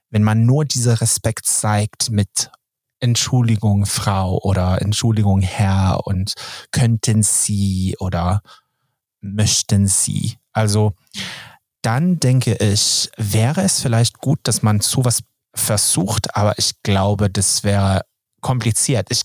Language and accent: German; Sweden; German is a second language; Und als Schwede, dann, dann ist das, es hört sich zu doof an.